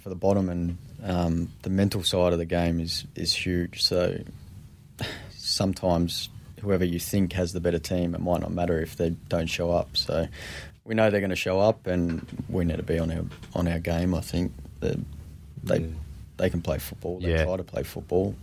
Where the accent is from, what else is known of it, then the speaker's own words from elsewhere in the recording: Epping, Victoria, Australia; where we grew up in Epping, literally the end of the street